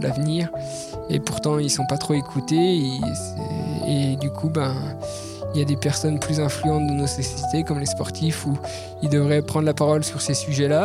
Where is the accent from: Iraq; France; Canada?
France; Jura mountains, Bourgogne-Franche-Comté; je suis natif euh, des montagnes du Jura